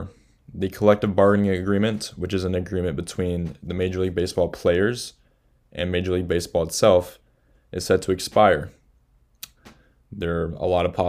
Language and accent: English; Aurora, Colorado, United States; moved away; I'm from Aurora, Colorado